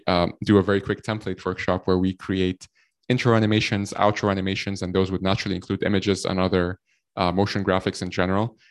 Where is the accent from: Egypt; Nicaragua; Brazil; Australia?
Egypt; now in Ireland; I'm from Egypt. Uh, we're based here out of, uh, Ireland. And, uh, I've been in Ireland for the last, like, ten, eleven years or so